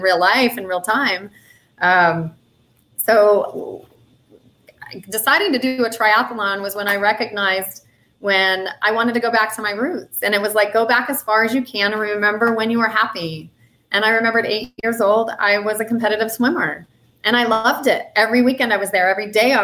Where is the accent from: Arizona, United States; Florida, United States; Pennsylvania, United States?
Arizona, United States; Tucson; it's happening in Tucson, my hometown.